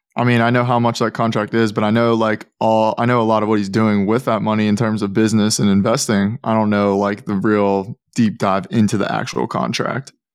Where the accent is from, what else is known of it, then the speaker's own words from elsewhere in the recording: Pittsburgh, Pennsylvania, United States; I'm from Pittsburgh